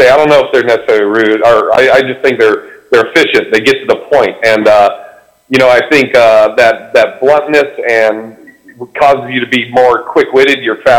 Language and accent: English; Pacific Northwest, United States; also born or lived in Boston; now in Los Angeles, United States; I started comedy in Boston, but I grew up in the Pacific Northwest.